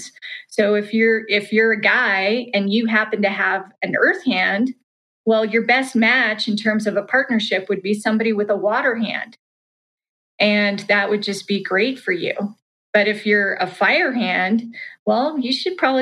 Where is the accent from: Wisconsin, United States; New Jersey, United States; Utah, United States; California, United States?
Utah, United States; Salt Lake City; I grew up in Salt Lake City, Utah